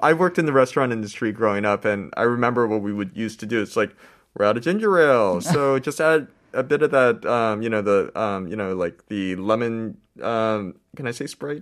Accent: United States; moved away; I grew up in America

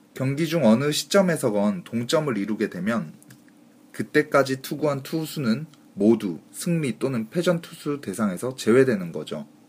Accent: Busan, South Korea; 저도 뭐 부산 사나이 아닙니까

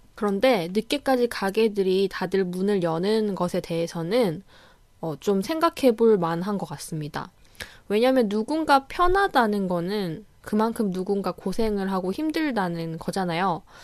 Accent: South Korea; moved away as an adult; now in New Zealand; 저는 이제 한국에서 바로 왔으니까

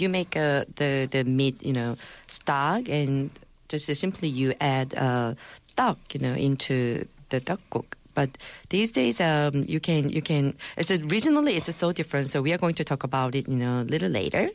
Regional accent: Gangwon, South Korea; in my hometown of Gangwon Province, we make a tteokguk with mandu dumplings

